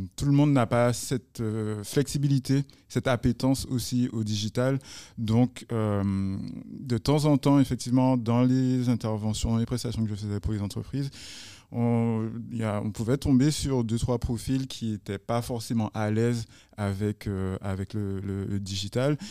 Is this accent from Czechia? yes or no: no; Guadeloupe; chez nous en Guadeloupe